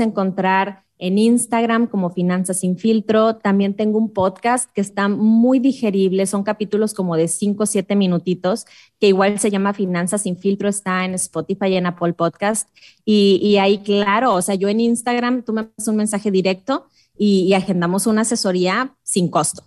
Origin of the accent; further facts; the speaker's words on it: Mexico; es muy inseguro mi país